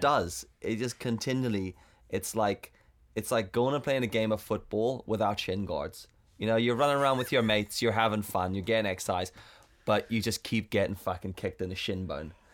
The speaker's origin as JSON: {"language": "English", "country": "South Africa", "said": "I'm South African"}